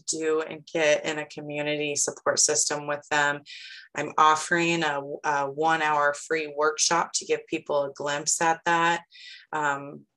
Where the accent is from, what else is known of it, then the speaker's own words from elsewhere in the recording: Lincoln, Illinois, United States; now in Sullivan, United States; My hometown is Lincoln, Illinois. But I now live in Sullivan, Illinois.